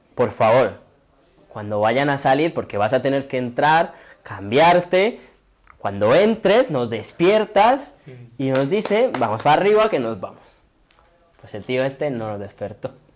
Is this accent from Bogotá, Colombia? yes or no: no; Itagüí, Antioquia, Colombia; now in Spain; al municipio de donde yo soy, que yo soy de Itagüí, que queda justo al lado de Medellín